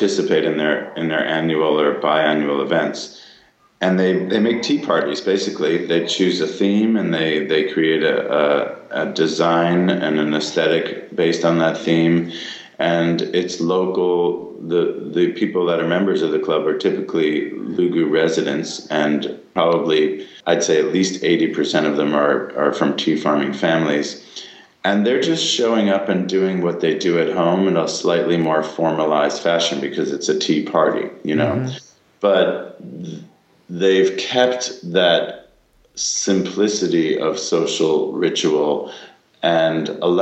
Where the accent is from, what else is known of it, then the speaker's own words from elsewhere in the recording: United States; moved away as an adult; now in Taiwan; growing up in America